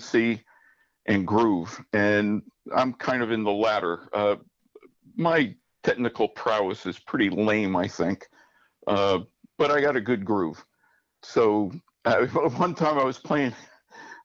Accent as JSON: {"language": "English", "town": "South Plainfield", "region": "New Jersey", "country": "United States", "tie": "born or raised there", "said": "South Plainfield. I guess I was 2.5 years old when I moved to South Plainfield, and that's where I grew up"}